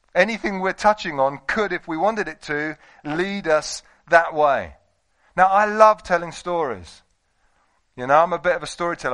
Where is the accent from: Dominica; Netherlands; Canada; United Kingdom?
United Kingdom; we're British